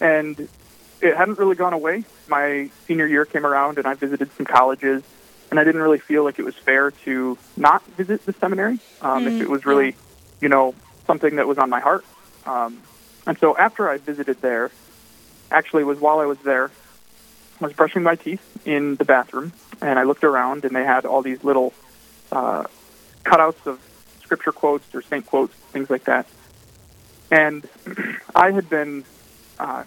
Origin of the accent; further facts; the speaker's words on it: Sioux Falls, South Dakota, United States; I grew up in Sioux Falls at, St. Lambert Parish